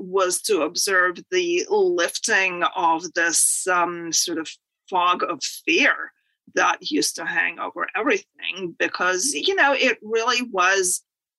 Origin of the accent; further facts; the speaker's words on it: Moscow, Russia; moved away as an adult; now in United States; born in the Soviet Union in Moscow. I actually wrote a book about my childhood called Growing Up in Moscow.